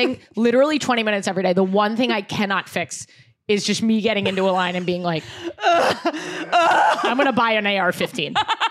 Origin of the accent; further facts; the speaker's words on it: New York City, New York, United States; Here, New York.